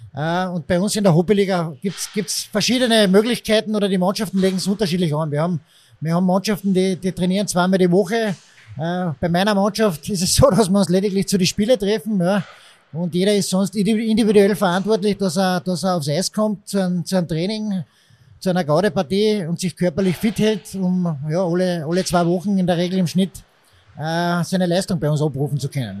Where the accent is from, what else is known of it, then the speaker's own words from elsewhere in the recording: Villach, Carinthia, Austria; moved away as an adult; now in Linz, Austria; ich bin Kärntner, da wächst man mit einem Eishockey zwangsläufig auf, habe aber selbst nie richtig Eishockey spielen gelernt, ich habe mir das selbst beigebracht durch Eishockey zuschauen gehen in der Schulzeit in Villach